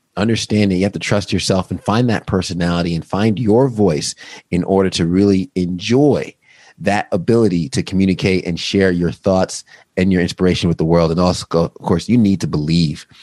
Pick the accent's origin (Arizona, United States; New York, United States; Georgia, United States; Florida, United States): New York, United States; Long Island; I'm from New York. I grew up in, Long Island.